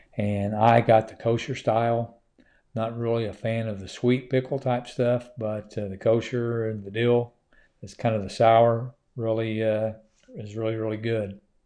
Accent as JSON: {"language": "English", "region": "Oklahoma", "country": "United States", "tie": "born or raised there", "moved": "yes", "lives_now": "Georgia, United States", "said": "it's my home state"}